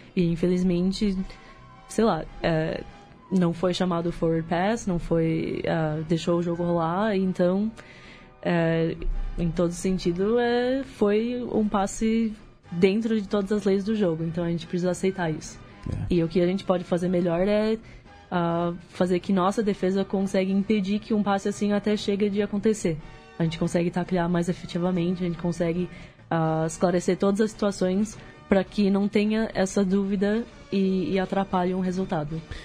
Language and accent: Portuguese; United States; moved away as an adult; nasci nos Estados Unidos e um, cresci lá, sou filha de dois pais brasileiros